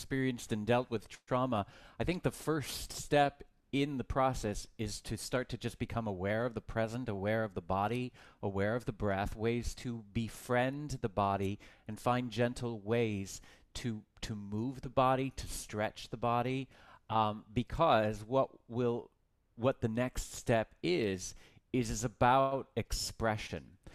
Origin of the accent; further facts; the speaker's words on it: Texas, United States; I grew up in Texas